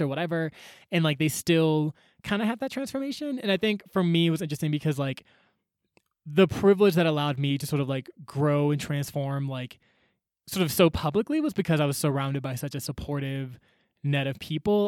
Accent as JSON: {"language": "English", "town": "Atlanta", "region": "Georgia", "country": "United States", "tie": "born or raised there", "also_born_or_lived": "Chicago", "moved": "as an adult", "said": "I grew up in Atlanta, went to school in Chicago"}